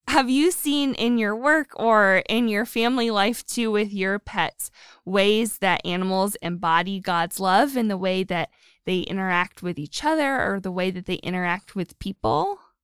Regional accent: Erie, Pennsylvania, United States; I'm from Erie, up by the lake.

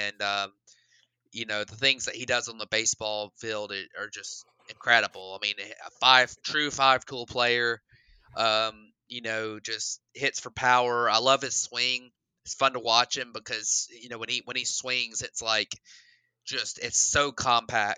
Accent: Hoover, Alabama, United States; I grew up in Hoover, Alabama

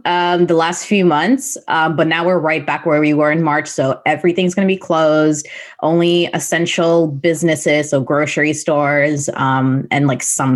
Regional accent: Toronto, Ontario, Canada; I grew up here in West Toronto

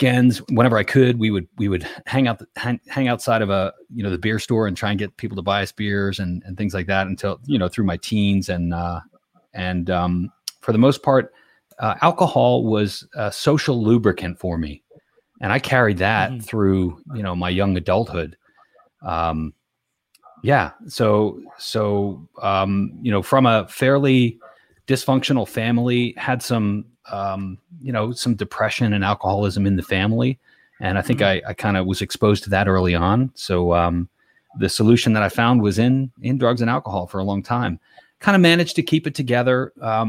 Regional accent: Levittown, Pennsylvania, United States; I grew up very close to where I'm at now. I grew up in a town called Levittown, Pennsylvania.

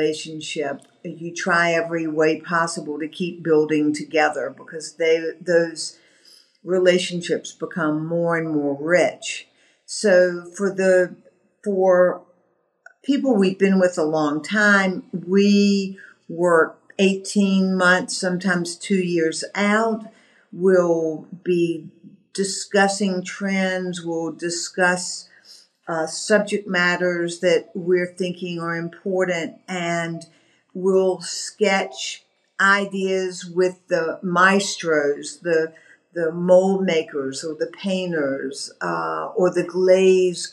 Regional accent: the American South, United States; being a Southerner, you know, we have a heritage of greeting people and welcoming people

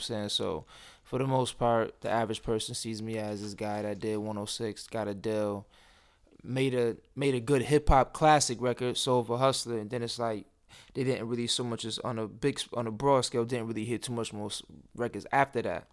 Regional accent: Rochester, New York, United States; moved away as an adult; now in Atlanta, United States; growing up in Rochester

